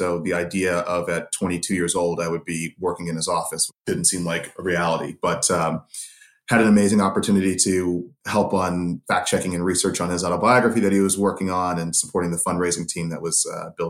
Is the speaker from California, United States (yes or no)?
yes; San Jose, California, United States; But I grew up in San Jose, California, in the Bay Area, in the heart of the Silicon Valley. And, you know, I was a 90s kid.